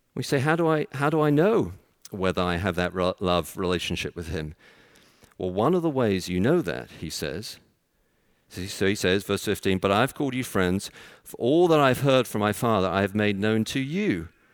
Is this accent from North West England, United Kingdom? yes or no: no; London, United Kingdom; moved away; I'm from London